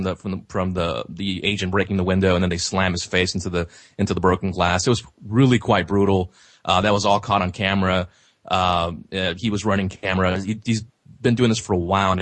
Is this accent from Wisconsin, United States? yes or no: no; Laredo, Texas, United States; my hometown of Laredo, Texas